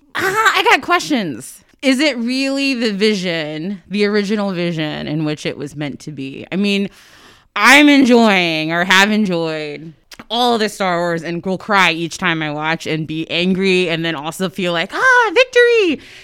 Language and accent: English; Sand Springs, Oklahoma, United States; moved away; also born or lived in Ohio / Washington, D.C.; we lived, um, in Sand Springs, which is uh, I guess a, a suburb of Tulsa